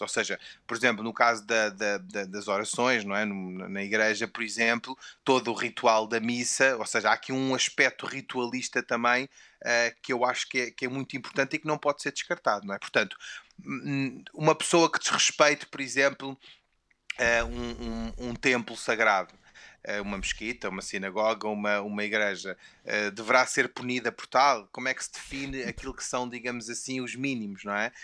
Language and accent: Portuguese; Portugal; first language Portuguese; eu nasci e cresci em Portugal e, portanto, a, a minha língua materna é o português